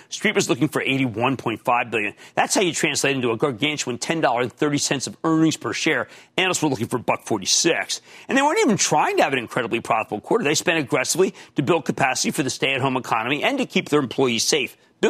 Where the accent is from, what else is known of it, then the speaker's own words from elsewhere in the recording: New Jersey, United States; We're sticking with my home state. Let's go to Jack in New Jersey.